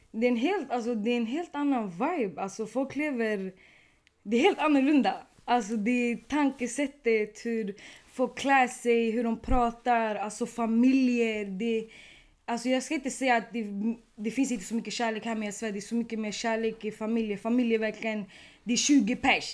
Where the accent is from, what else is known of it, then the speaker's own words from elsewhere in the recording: Sweden; also born or lived in Tunisia; du var från Sverige.